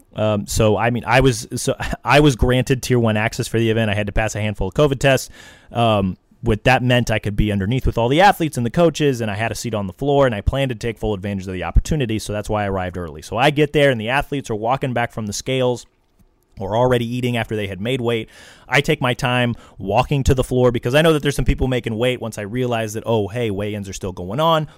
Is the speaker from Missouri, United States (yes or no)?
yes; Missouri, United States; I'm from Missouri